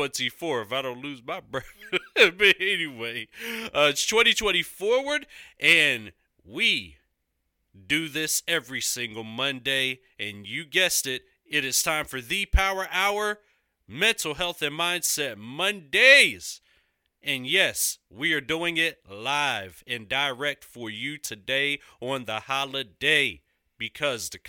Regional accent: Philadelphia, Pennsylvania, United States; Congregation Temple Bethel, located in my hometown

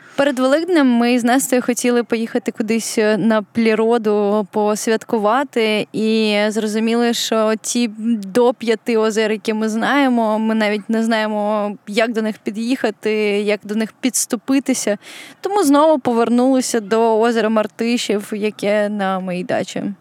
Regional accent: Kyiv, Ukraine; Я виросла у Києві

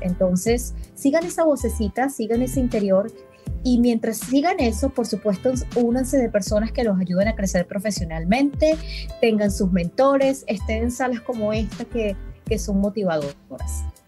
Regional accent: Venezuela; now in Dallas, United States; venezolana aquí en Dallas

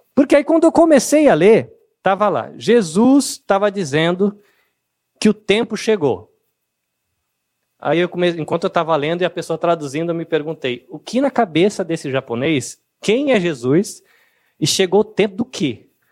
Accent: Brazil; O nosso país, o Brasil

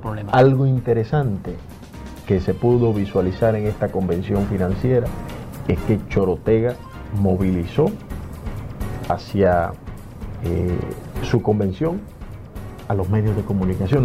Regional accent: Dominican Republic; yo soy dominicano

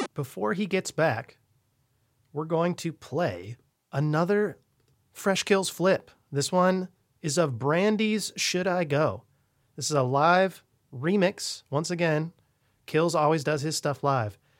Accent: Bellingham, Washington, United States; I grew up in Bellingham, Washington, very close to Canada

